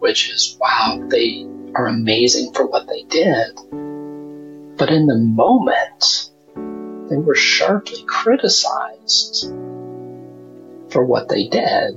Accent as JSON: {"language": "English", "region": "Wyoming", "country": "United States", "tie": "born or raised there", "said": "I come from, I grew up in Wyoming"}